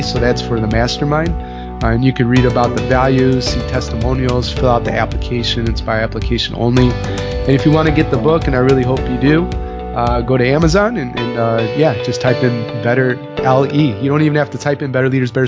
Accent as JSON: {"language": "English", "town": "Chicago", "region": "Illinois", "country": "United States", "said": "I'm from Chicago"}